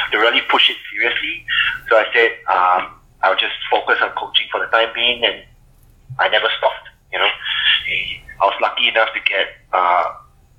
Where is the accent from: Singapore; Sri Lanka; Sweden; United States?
Singapore; moved away as an adult; now in Melbourne, Australia; I'm actually from Singapore, so I came over in 2007.